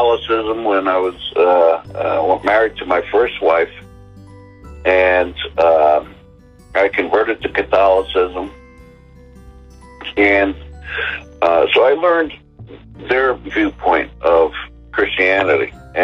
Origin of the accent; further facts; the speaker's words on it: New Jersey, United States; I was raised born and raised in New Jersey